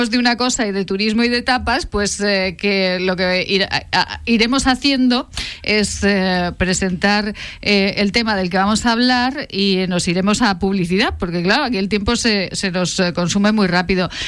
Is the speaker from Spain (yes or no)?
yes; Zaragoza, Aragon, Spain; somos una ciudad muy amable